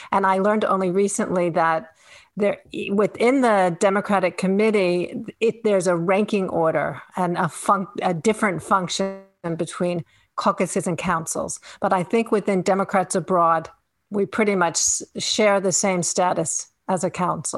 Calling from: Finland; So I am calling in from the Arctic. I'm in Finland. In Northern Europe, and I am a Texas voter.

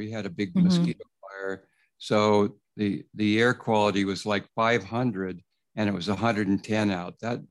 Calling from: Placerville, California, United States; also born or lived in Davis, California / East Coast; I'm calling in from Placerville out in the countryside. California. It's an old farming valley where they used to grow pears. Mm. And so I've got 2 acres

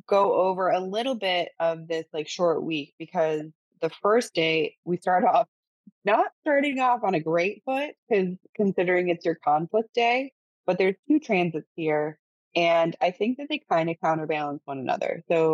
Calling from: Cancun, Quintana Roo, Mexico; I am currently calling from Cancun, Mexico.

